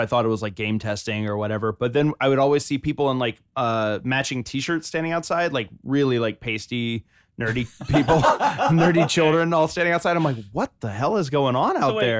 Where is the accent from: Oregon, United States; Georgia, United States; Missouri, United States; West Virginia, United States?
Georgia, United States; moved away; I'm from Georgia